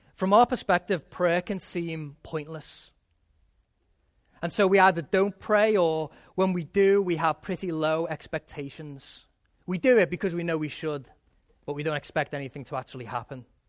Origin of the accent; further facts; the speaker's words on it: England, United Kingdom; moved away; when I was growing up in England